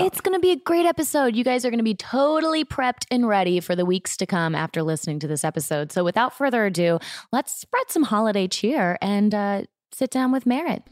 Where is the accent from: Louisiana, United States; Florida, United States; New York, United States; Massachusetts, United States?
Florida, United States; also born or lived in Denver; now in Los Angeles, United States; I grew up in Florida, so I didn't grow up with any snow.